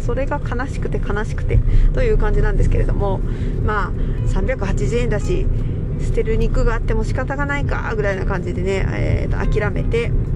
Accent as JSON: {"language": "Japanese", "region": "Gifu", "country": "Japan", "tie": "born or raised there", "said": "私はね岐阜県出身なので"}